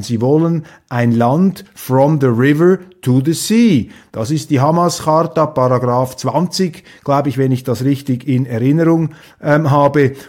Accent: Switzerland; als Schweizer, als Verschonter da hinter den sieben Bergen

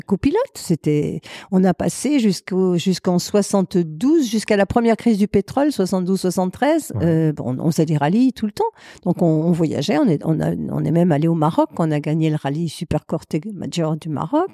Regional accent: Chambéry, Auvergne-Rhône-Alpes, France; also born or lived in Aix-les-Bains; J'ai perdu ma mère quand j'avais 3 ans, donc j'ai été élevée par euh, deux tantes qui avaient l'âge d'être mes grands-mères, qui étaient les sœurs de mon père, et euh, elles habitaient à Chambéry, donc j'ai été élevée à Chambéry

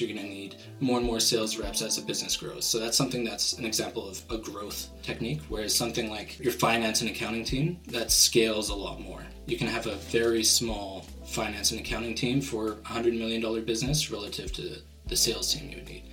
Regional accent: Vancouver, British Columbia, Canada; I'm from Vancouver, Canada.

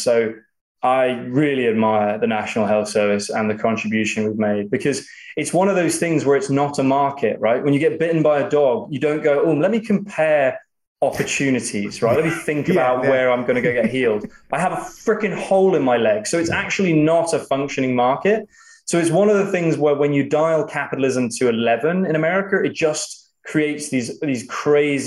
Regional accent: United Kingdom; moved away; as a Brit

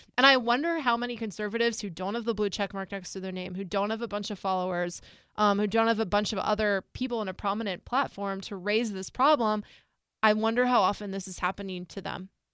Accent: United States; born or raised there

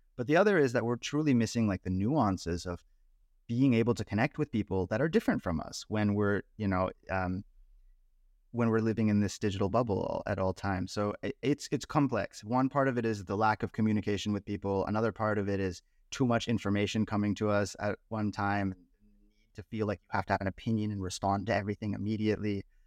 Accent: Bay Area, California, United States; I grew up in the Bay Area

